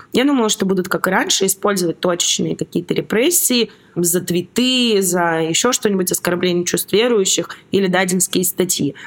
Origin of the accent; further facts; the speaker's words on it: Novosibirsk, Novosibirsk Oblast, Russia; moved away as an adult; also born or lived in Saint Petersburg, Russia; now in Georgia; Я из Новосибирска